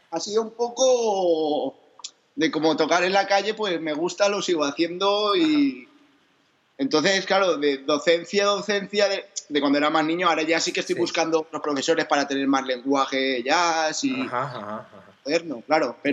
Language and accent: Spanish; Cheste, Valencian Community, Spain; moved away as an adult; also born or lived in Zaragoza; yo nací en Cheste, yo soy de Cheste